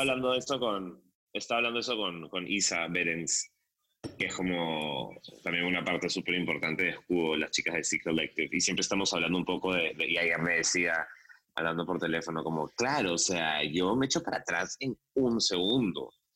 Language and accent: Spanish; Peru